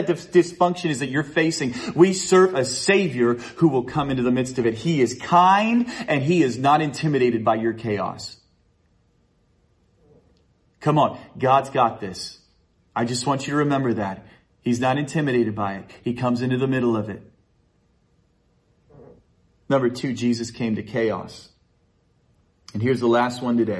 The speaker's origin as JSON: {"language": "English", "town": "Chilliwack", "region": "British Columbia", "country": "Canada", "tie": "born or raised there", "said": "I grew up in Chilliwack"}